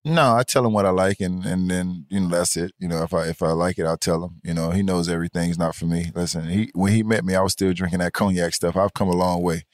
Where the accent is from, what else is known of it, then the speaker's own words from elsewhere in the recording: Miami, Florida, United States; I'm born and raised in Miami, Florida